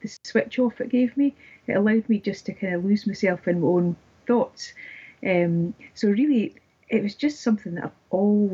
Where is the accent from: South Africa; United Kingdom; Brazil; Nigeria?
United Kingdom; Dundee, Scotland; I grew up in Dundee, which is a little bit north from where I'm staying.